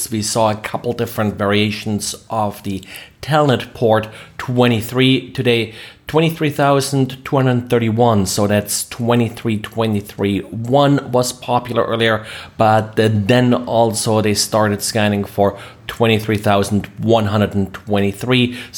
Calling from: Jacksonville, Florida, United States; I am recording from Jacksonville, Florida.

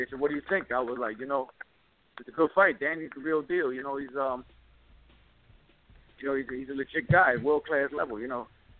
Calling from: Miami, Florida, United States; from training camp in Miami.

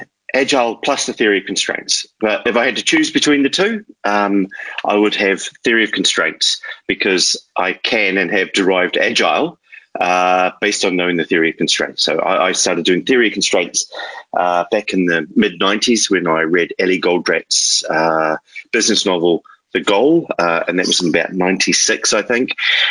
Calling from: Richmond, Tasman, New Zealand; Richmond, New Zealand.

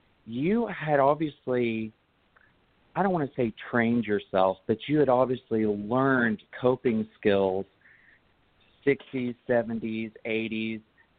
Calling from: Tempe, Arizona, United States; I'm calling from Tempe, Arizona

